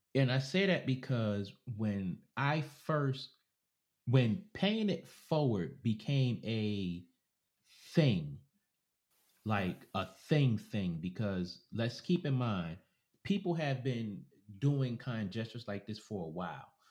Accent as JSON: {"language": "English", "region": "New York", "country": "United States", "said": "a New Yorker, so I'm a New Yorker"}